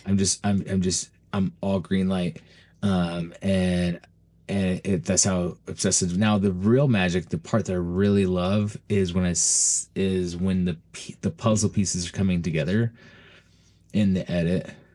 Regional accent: Utah, United States; moved away as an adult; also born or lived in Florida; I'm originally from Utah

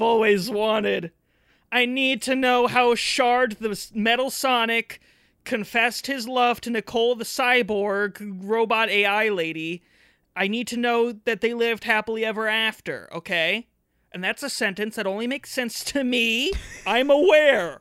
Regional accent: Canada; I'm just Canadian.

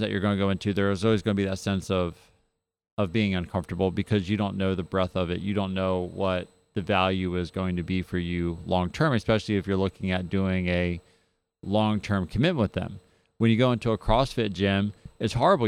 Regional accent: New Jersey, United States; now in Mississippi, United States; I come from New Jersey

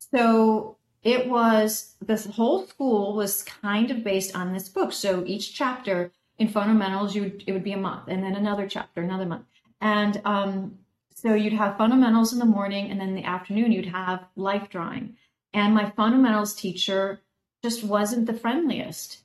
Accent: Oak Park, Illinois, United States; I grew up just outside Chicago

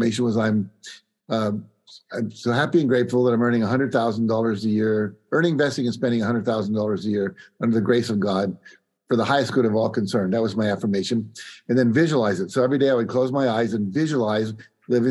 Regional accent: West Virginia, United States; I grew up in West Virginia, which, you know, was one of the poorer states in the union back then, still is.

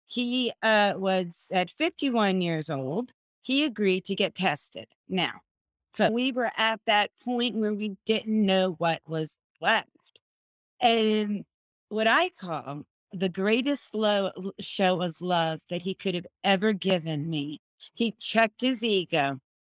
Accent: Florida, United States; I'm from Florida

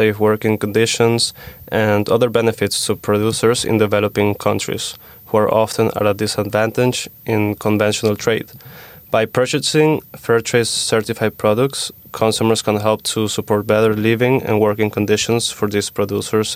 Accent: Switzerland; moved away; I'm from Switzerland

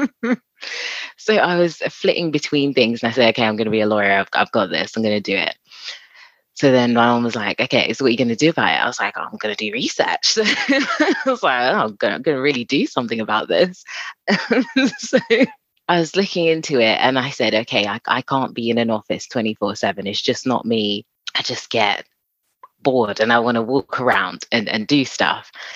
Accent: London, United Kingdom; I'm from Southeast London.

